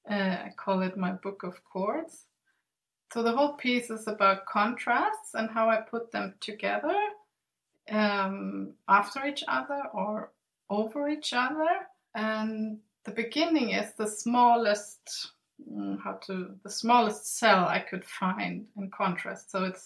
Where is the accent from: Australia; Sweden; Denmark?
Sweden; English is a second language; also born or lived in Germany; I grew up in Sweden and Germany, and I live on the Swedish island Gotland in the Baltic Sea